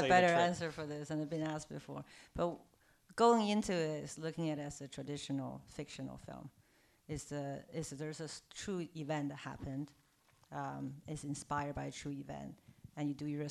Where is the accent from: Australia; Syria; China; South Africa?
China; Beijing; moved away; also born or lived in New York; I'm from Beijing. I'm Chinese.